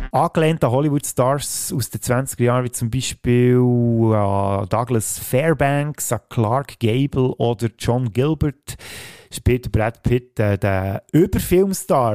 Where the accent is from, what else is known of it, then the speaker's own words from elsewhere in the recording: Switzerland; bei uns in der Schweiz